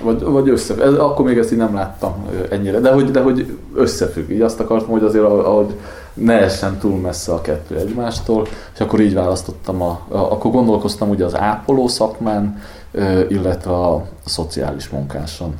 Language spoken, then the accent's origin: Hungarian; Sopron, Győr-Moson-Sopron, Hungary; now in Budapest, Hungary; én Soproni vagyok